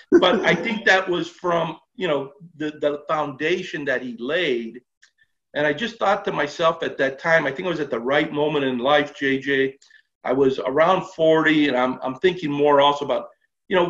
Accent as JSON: {"language": "English", "town": "Los Angeles", "region": "California", "country": "United States", "tie": "born or raised there", "said": "I was born and raised in Los Angeles"}